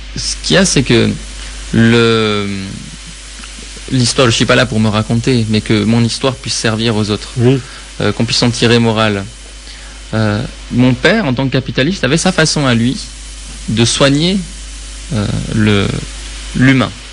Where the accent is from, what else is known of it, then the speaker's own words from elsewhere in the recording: Tehran, Tehran Province, Iran; je suis né à Téhéran